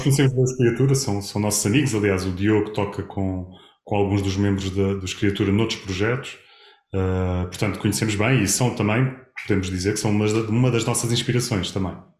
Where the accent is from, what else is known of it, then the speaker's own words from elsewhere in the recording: Castelo Branco, Centro, Portugal; moved away as an adult; now in Lisbon, Portugal; minha terra natal, foi onde eu nasci, foi onde eu me formei, foi onde eu me licenciei